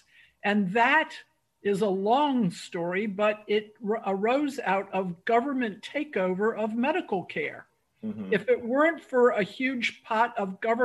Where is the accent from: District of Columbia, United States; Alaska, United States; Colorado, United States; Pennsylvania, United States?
District of Columbia, United States; Washington; I grew up in Washington, D.C., which is majority Black